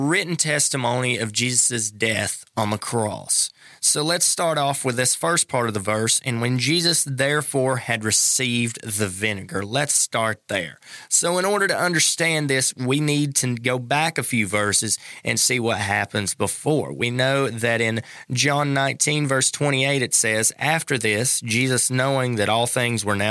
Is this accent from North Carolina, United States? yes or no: yes; North Carolina, United States; growing up in North Carolina